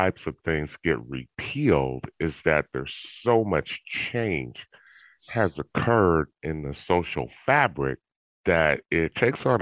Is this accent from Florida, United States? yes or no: no; California, United States; now in Georgia, United States; I moved to Georgia from California, which is where I was born and raised